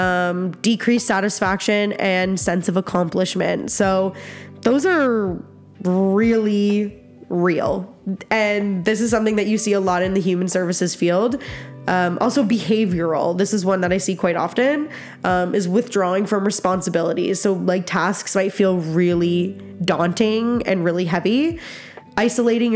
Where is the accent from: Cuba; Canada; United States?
Canada; Nova Scotia; now in Alberta, Canada; I grew up in Nova Scotia